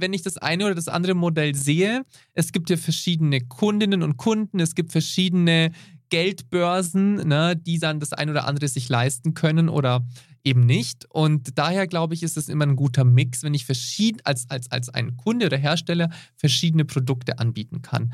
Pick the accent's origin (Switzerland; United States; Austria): Switzerland; bei uns in der Schweiz